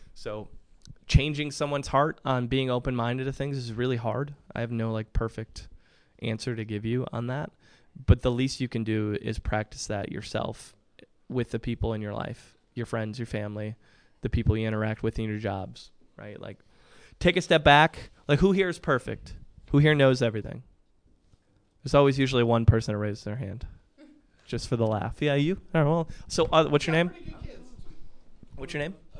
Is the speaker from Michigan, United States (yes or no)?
yes; Michigan, United States; moved away as an adult; also born or lived in Williamsport, Pennsylvania; now in Indianapolis, United States; I'm originally from Michigan, um, born and raised